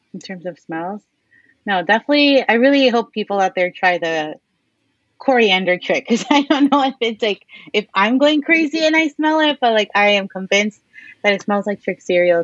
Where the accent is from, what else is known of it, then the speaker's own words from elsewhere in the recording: New York City, New York, United States; we grew up here in Queens